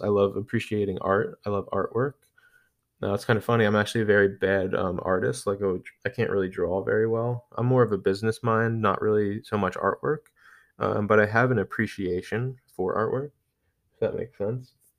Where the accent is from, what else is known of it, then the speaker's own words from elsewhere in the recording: Philadelphia, Pennsylvania, United States; I'm from Philly